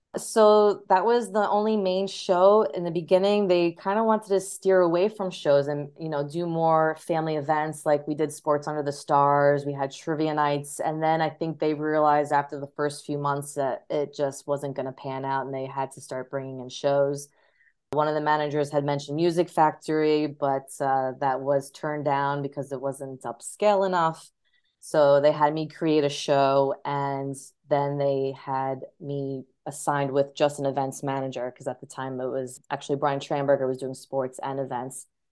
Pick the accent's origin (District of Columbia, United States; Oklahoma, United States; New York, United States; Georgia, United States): New York, United States; moved away as an adult; also born or lived in Ohio / Los Angeles; being born and raised in New York, I always wanted to stay in New York